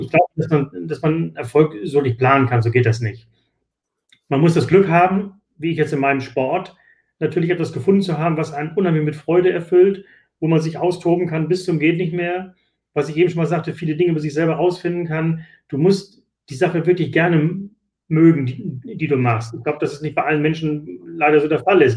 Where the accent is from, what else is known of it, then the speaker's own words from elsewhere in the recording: Hamburg, Germany; Ich, ich komme aus Hamburg